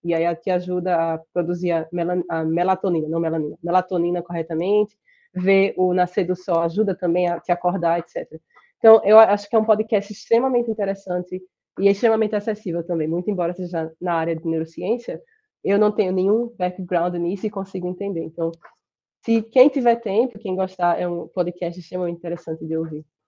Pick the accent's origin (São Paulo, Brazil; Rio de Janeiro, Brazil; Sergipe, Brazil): Sergipe, Brazil; accent: Sergipe; moved away as an adult; also born or lived in Rochester, United States; now in United States; meu sotaque de Sergipe